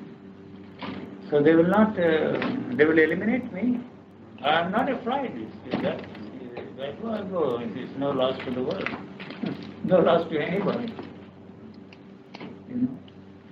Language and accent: English; India; I'm an Indian, I come from India. I grew up there